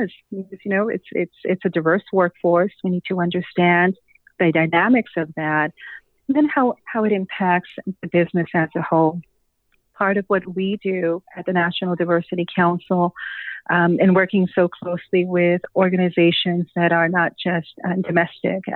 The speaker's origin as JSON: {"language": "English", "region": "San Luis Potosí", "country": "Mexico", "tie": "born or raised there", "first_language": "Spanish", "second_language": "English", "moved": "as an adult", "lives_now": "United States", "said": "I arrived in the United States in 1993, right, as I was completing college at the university in my hometown of San Luis Potosí, Mexico."}